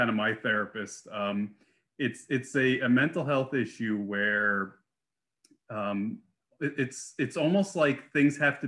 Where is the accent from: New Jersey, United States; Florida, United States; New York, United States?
New Jersey, United States; I grew up in New Jersey